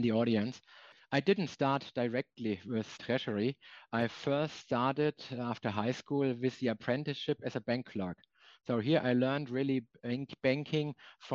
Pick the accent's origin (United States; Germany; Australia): Germany; German treasurers have a career in banking where they started. And the same applies for me.